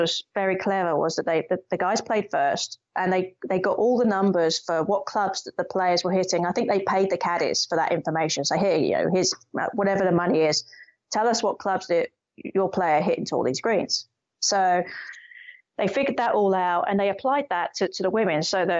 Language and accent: English; United Kingdom; And being typically British, there is a general feeling of you can't be, don't show that you're too confident.